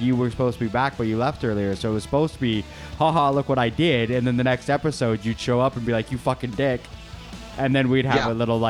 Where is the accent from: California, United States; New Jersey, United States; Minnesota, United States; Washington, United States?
Washington, United States; Maple Valley; I grew up out in Maple Valley.